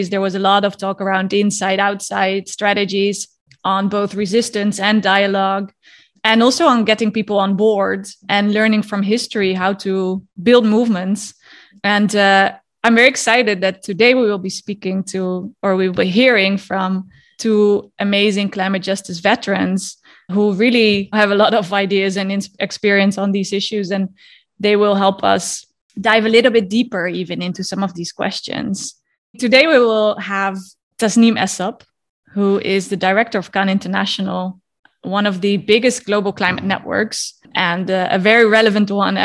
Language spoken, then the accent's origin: English; Netherlands; moved away; my home country of the Netherlands